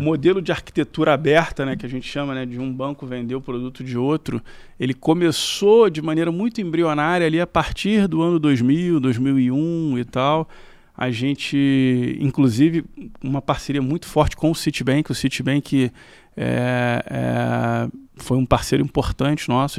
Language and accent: Portuguese; Rio de Janeiro, Brazil; morei a vida inteira na Tijuca. E só eu e meus irmãos que nascemos no Rio, meus pais são de Minas também